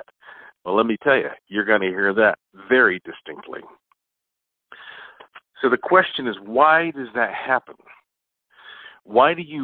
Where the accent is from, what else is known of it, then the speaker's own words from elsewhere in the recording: Asheville, North Carolina, United States; Right now, I am in my hometown, Asheville, North Carolina, heart of the Blue Ridge Mountains, which are the oldest mountains in North America. And, you know, it's kind of funny because growing up here